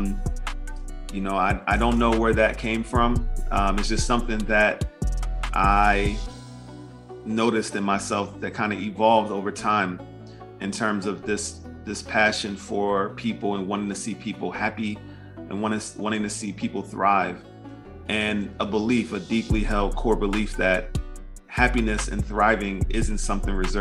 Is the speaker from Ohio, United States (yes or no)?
no; Philadelphia, Pennsylvania, United States; I'm just a kid from West Philly